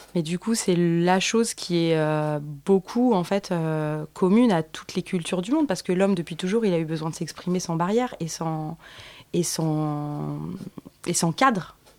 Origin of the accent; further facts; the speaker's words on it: Paris, Île-de-France, France; je suis née à Paris dans le 14e